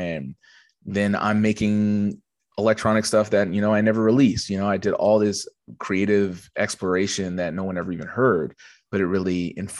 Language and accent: English; Edmonton, Alberta, Canada; also born or lived in Montreal; now in Toronto, Canada; Yeah, so I moved from Edmonton in 2009. And I lived in Montreal for 6 years. I moved from Edmonton to Montreal specifically because, you know